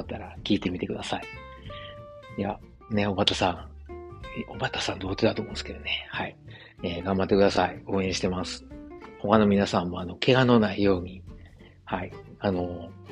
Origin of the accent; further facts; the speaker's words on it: Osaka, Japan; moved away as an adult; now in Germany; 自分の実家であるですね、駒川あずま屋、はい、親父とおかんがやってる、えー、大阪駒川いうところでね